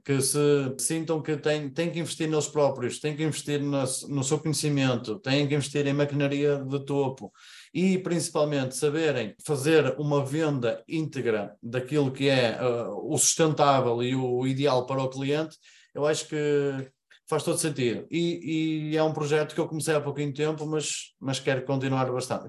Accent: Paredes, North, Portugal; Eu sou aqui de Paredes, zona norte do país, Porto, uh, cerca de 20 km do Porto

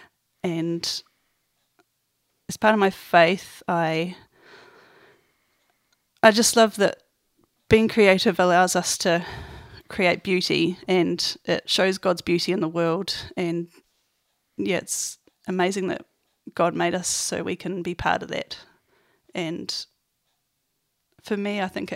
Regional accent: Nelson, New Zealand; also born or lived in Auckland; now in Christchurch, New Zealand; I come from Nelson

